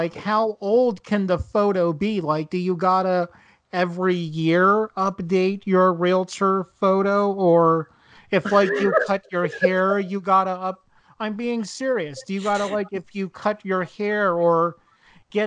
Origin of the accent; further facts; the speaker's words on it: New Jersey, United States; accent: Jersey; I am from New Jersey. I live in Lodi right now.